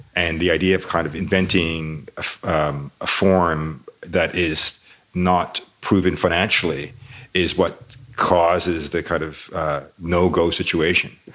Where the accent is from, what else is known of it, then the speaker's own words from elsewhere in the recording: Toronto, Ontario, Canada; I grew up in Toronto